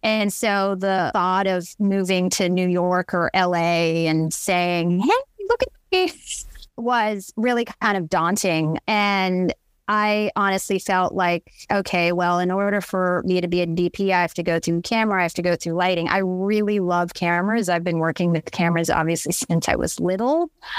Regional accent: Philippines; And I'm Filipino. And so Filipinos are known for their big parties.

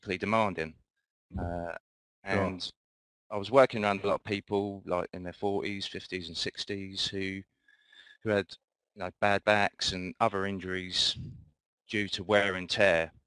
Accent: Luton, East of England, United Kingdom; I'm from Luton in the United Kingdom

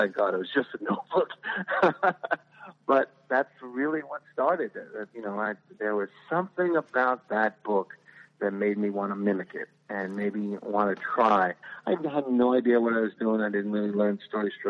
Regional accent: New York City, New York, United States; I grew up in the Bronx in the area called Parchester

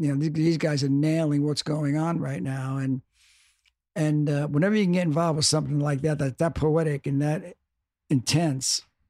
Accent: Brooklyn, New York, United States; I'm from Brooklyn. He's from Compton.

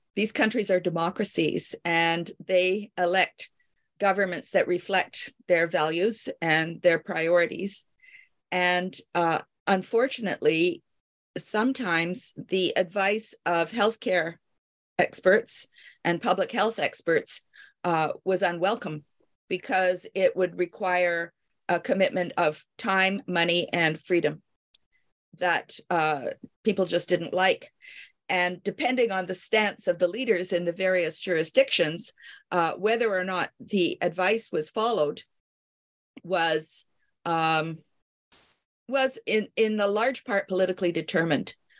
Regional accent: Canada; also born or lived in Paris, France / Kingston, Ontario; I am a Canadian.

